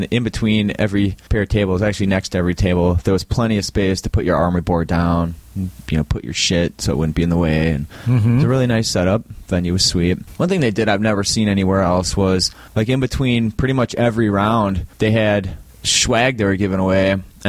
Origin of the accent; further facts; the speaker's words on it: Wisconsin, United States; I'm from Central Wisconsin, and...